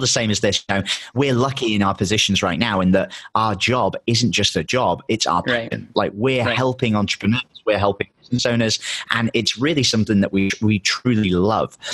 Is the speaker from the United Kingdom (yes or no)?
yes; England, United Kingdom; moved away; My girlfriend's American. I'm English, so we kind of have to travel full time.